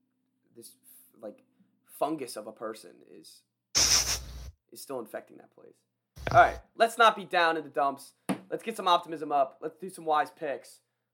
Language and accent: English; Maryland, United States; we're from Maryland